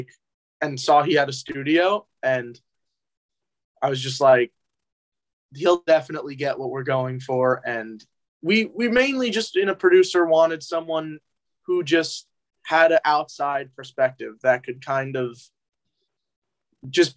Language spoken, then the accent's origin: English; New Jersey, United States; moved away as an adult; now in New York City, United States; where I'm from in New Jersey, it's not rural. It's like it's a suburb, but it's way quieter